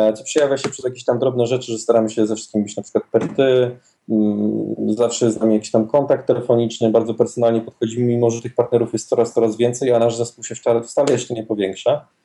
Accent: Wrocław, Lower Silesian Voivodeship, Poland; we Wrocławiu, skąd pochodzę

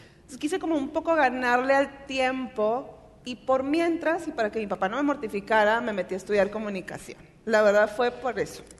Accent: Monterrey, Nuevo León, Mexico; Soy de Monterrey, aquí nací, aquí he vivido la mayor parte de mi vida.

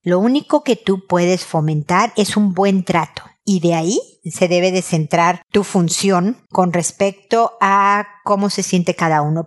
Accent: Mexico City, Mexico; also born or lived in United States; now in Santiago, Chile; Yo soy de Ciudad de México donde tiemblan y me vine a vivir a Santiago de Chile donde tiembla.

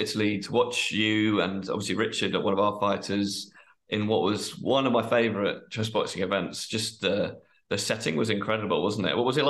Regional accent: United Kingdom; for me as a British person, you know, the weather is always something that we're moaning about the whole time.

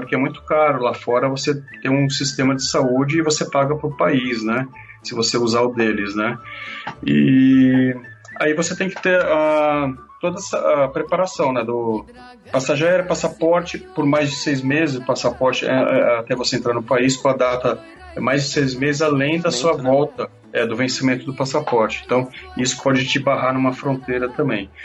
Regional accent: Brazil; eu sou do Brasil

